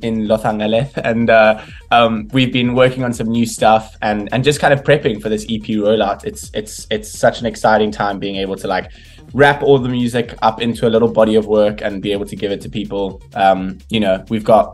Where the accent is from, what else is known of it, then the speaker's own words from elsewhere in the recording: South Africa; as a South African